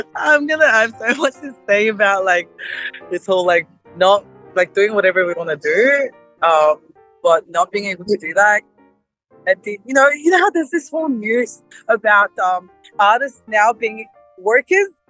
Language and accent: English; South Korea; now in Australia; I'm Asian. I forgot about that." Right. uh, Korea